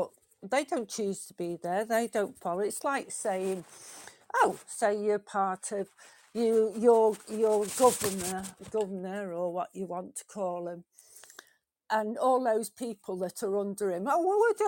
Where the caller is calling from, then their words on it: England, United Kingdom; I'm calling from Britain, England